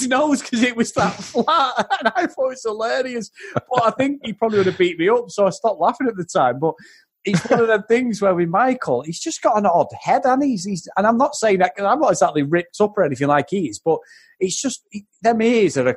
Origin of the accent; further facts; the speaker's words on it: Manchester, North West England, United Kingdom; I'm from Manchester